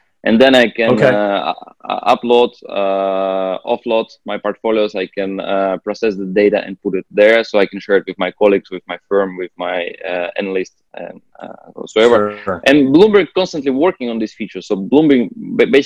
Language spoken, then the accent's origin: English; Russia; moved away; I was originally from Russia